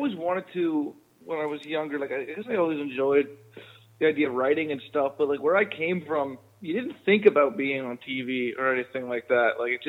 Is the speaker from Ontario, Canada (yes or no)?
yes; Collingwood, Ontario, Canada; also born or lived in Germany; now in Vancouver, Canada; So my mother's German. So we moved over here when I was young, though. And I grew up outside of Blue Mountain, Collingwood area in Ontario